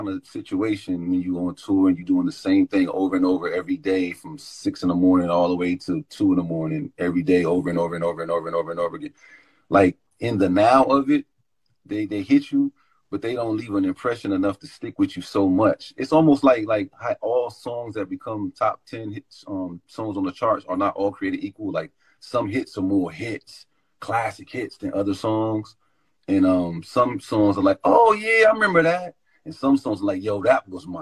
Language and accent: English; Brockton, Massachusetts, United States; moved away as an adult; also born or lived in Washington, District of Columbia, United States; I was from Brockton, Massachusetts, coming out of there